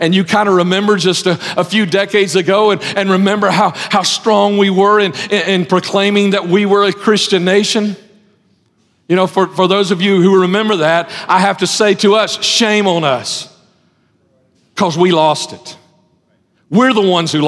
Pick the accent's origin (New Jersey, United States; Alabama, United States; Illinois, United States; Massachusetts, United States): Alabama, United States; Lipscomb; I grew up in Lipscomb back when Lipscomb was a good place to grow up in.